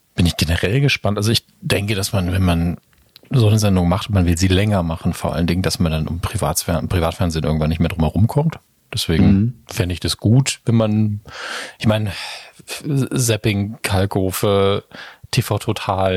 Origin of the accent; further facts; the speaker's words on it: Saarland, Germany; als Saarländer